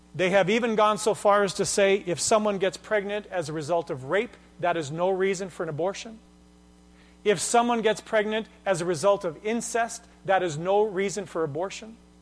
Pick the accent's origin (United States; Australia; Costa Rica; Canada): Canada; I'm Canadian